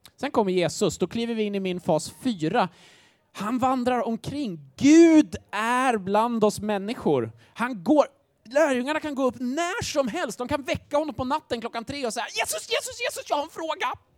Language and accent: Swedish; Grängesberg, Dalarna County, Sweden; moved away; Jag kommer från en liten håla som heter Grängesberg